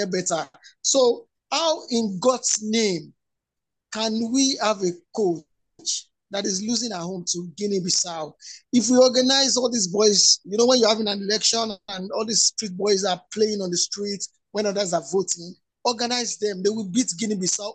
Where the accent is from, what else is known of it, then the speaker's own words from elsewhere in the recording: Nigeria; I didn't feel like being a Nigerian